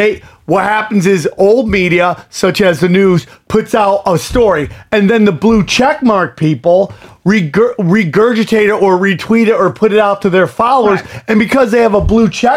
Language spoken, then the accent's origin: English; United States; I am an American.